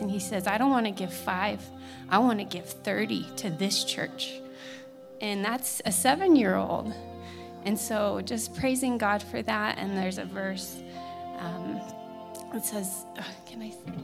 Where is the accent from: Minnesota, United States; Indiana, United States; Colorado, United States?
Colorado, United States; Littleton; now in Colorado Springs, United States; I'm a student from Columbine and a survivor